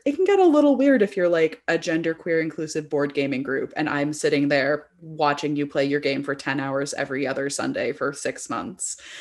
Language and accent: English; Bay Area, California, United States; I grew up in the Bay Area